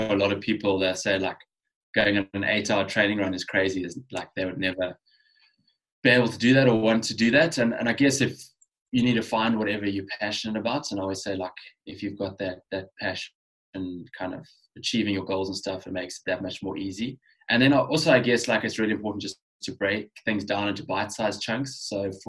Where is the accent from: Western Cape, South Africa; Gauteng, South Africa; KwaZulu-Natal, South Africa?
Western Cape, South Africa; Cape Town; growing up in Cape Town